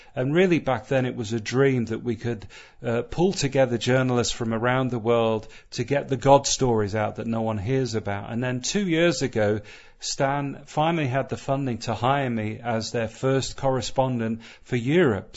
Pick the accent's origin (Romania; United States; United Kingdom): United States; Southern California; moved away; growing up in Southern California